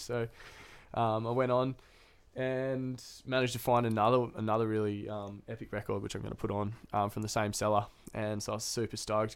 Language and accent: English; Noosa, Queensland, Australia; now in Newcastle, Australia; I grew up in Noosa, it's a pretty small town